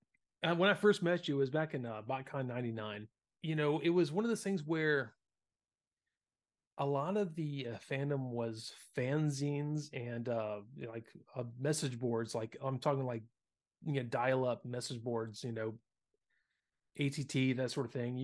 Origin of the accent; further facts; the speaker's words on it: the South, United States; And you know, being that we grew up in the South, man, Hot Wheels and Matchbox cars, you know, we seeing a General Lee was pretty common.